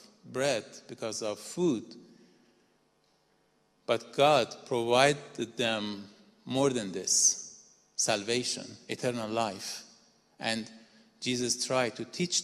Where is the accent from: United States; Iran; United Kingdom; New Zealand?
Iran; moved away as an adult; also born or lived in Dubai, United Arab Emirates; now in Netherlands; I'm originally from Iran